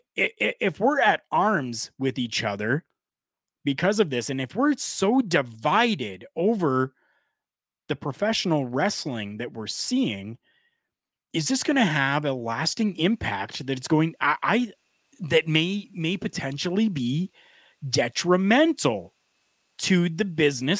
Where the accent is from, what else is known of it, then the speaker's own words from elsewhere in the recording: Canada; I'm Canadian